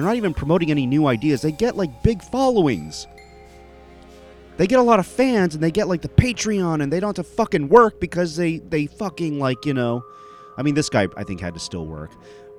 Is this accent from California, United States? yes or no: no; Dallas-Fort Worth area, Texas, United States; my hometown of the Dallas-Fort Worth area